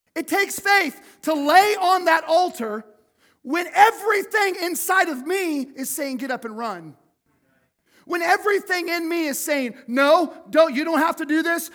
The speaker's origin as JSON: {"language": "English", "town": "Cottonwood", "country": "United States", "tie": "born or raised there", "said": "I grew up in Cottonwood"}